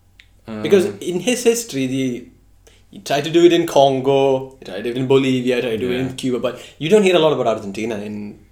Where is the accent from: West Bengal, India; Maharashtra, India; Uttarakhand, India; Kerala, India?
Kerala, India; growing up in Kerala, I see more pictures of Che Guevara and Karl Marx than Gandhi on the streets.